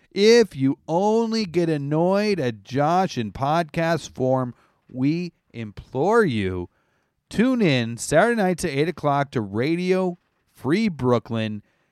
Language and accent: English; Canada; Pretty much. I'm Canadian.